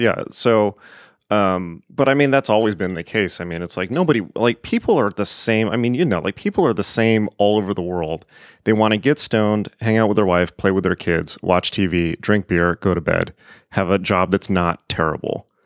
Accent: United States; I am an American

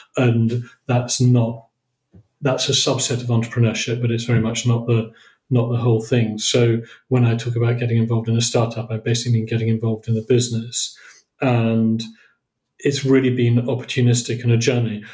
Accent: Oxford, South East England, United Kingdom; moved away as an adult; also born or lived in Cambridge / Poland; my background is I came from I came from Oxford, moved to Cambridge in 1985

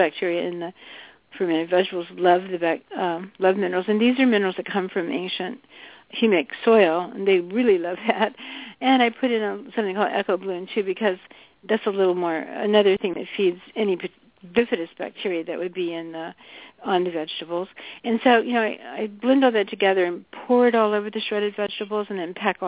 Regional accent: the South, United States; I grew up in the South and had a lot of fried chicken

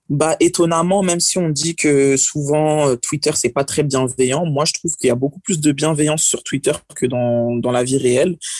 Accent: France; je suis né en France

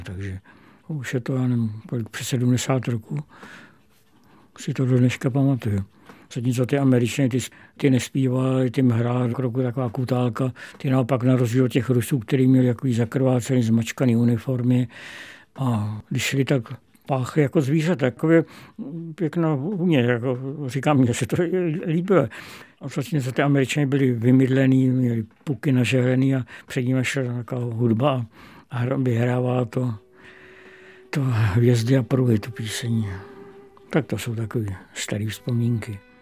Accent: Prague, Czechia; narodil jsem se v Praze

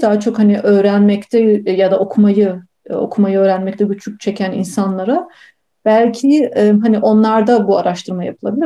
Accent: Bursa, Turkey; moved away as an adult; also born or lived in Munich, Germany / Pasadena, United States; Ben Almanya'nın Münih şehrinde doğdum. yaklaşık 3 yaşıma kadar oradaydım. Ama ondan sonra, e, 3 yaşımdan sonra ve bütün ondan sonraki öğrencilik, eğitim hayatım Türkiye'de, Bursa'da geçti

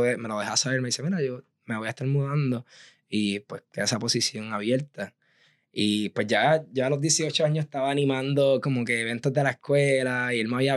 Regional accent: Aguadilla, Puerto Rico; moved away as an adult; also born or lived in San Juan, Puerto Rico / Providence, Rhode Island; yo soy actualmente de Aguadilla, soy aguadillano de pura cepa

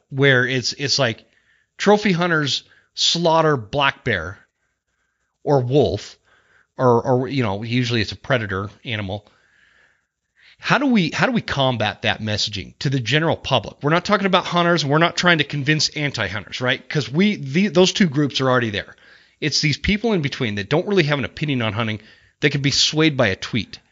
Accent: Utah, United States; I grew up in Utah

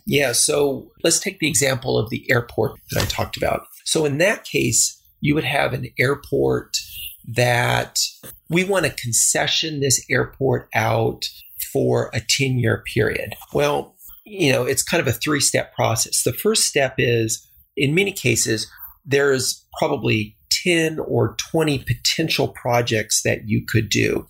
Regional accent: El Paso, Texas, United States; moved away; I grew up in El Paso, Texas, which is a border town

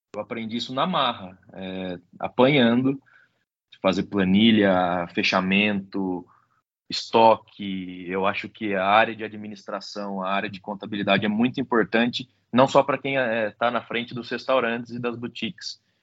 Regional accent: Botucatu, São Paulo, Brazil; Botucatu é nossa cidade natal, né? Foi onde eu nasci, onde eu cresci.

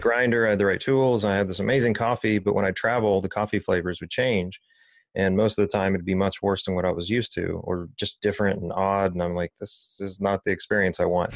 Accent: Dayton, Ohio, United States; also born or lived in Pasadena, California; I think I was three years old when I moved to Ohio 'cause I was born in Pasadena, uh, California. Um, but being in Dayton kinda always resonated with me

